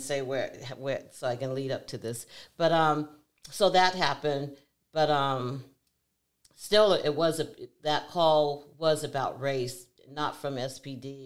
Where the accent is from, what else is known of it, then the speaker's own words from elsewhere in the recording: Seattle, Washington, United States; I was born and raised here in Seattle, Washington.